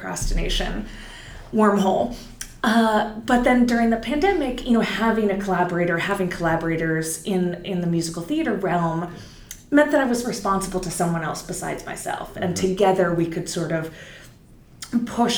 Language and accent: English; Silicon Valley, California, United States; moved away; also born or lived in New York; I'm from Silicon Valley originally. I've been in New York for many years.